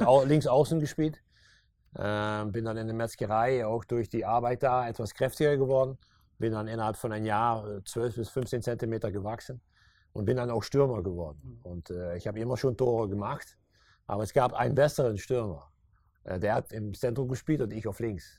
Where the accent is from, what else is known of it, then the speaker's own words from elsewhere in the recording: Meerssen, Limburg, Netherlands; German is a second language; now in Maastricht, Netherlands; ich bin hier um die Ecke geboren in Meersen.